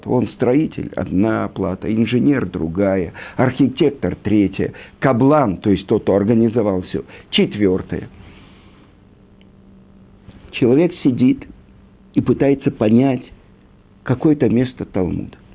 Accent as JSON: {"language": "Russian", "country": "Russia", "tie": "born there", "said": "Я родился в России, где-то там, э, учил научный атеизм, марксизм, ленинизм, э, я не знаю, историю партии."}